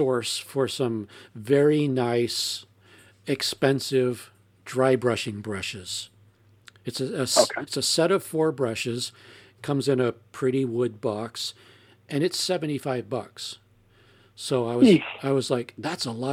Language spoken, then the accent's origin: English; United States; I'm American